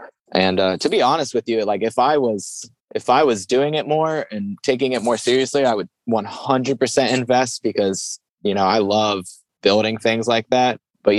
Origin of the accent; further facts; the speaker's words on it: Cincinnati, Ohio, United States; I'm from Cincinnati, but I've got my bike with me.